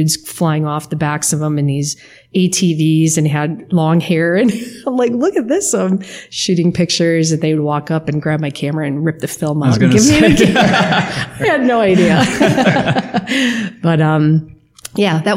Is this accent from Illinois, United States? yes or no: no; Sheboygan, Wisconsin, United States; now in Trinity, United States; I was born in Sheboygan, Wisconsin, very small little farming community around the outskirts. When I grew up, I was with a single mom